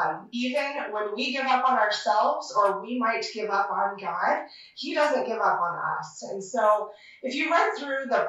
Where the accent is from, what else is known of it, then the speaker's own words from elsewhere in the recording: Sherrill, Iowa, United States; also born or lived in Ames, Iowa / DeWitt, Iowa; now in Manning, United States; my hometown of Sheraton